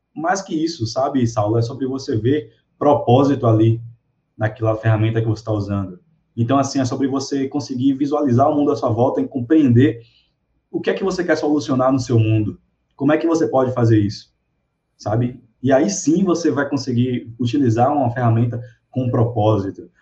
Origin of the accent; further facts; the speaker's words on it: Salvador, Bahia, Brazil; eu sou de Salvador